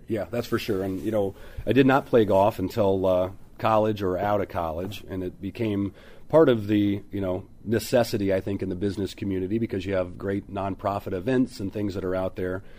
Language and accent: English; Quincy, Illinois, United States; moved away as an adult; now in St. Louis, United States; born and raised in Quincy, Illinois, a couple of hours uh, north of St. Louis